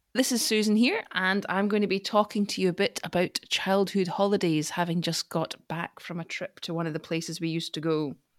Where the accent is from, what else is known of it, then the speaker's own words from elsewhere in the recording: Scotland, United Kingdom; I'm Scottish